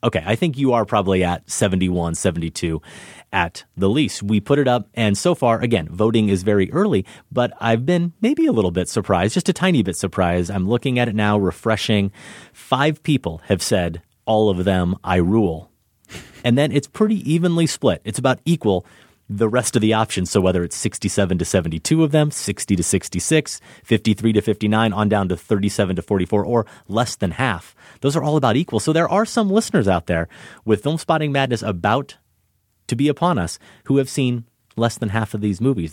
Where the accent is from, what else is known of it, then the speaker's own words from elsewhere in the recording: Midwest, United States; as a Midwesterner